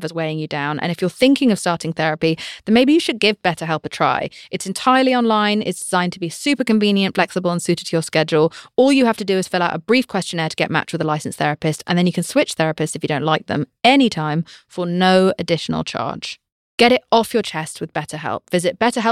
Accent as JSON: {"language": "English", "country": "United Kingdom", "said": "I'm British"}